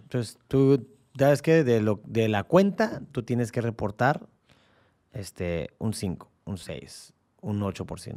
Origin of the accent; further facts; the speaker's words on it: Baja California, Mexico; aquí seguimos siendo californianos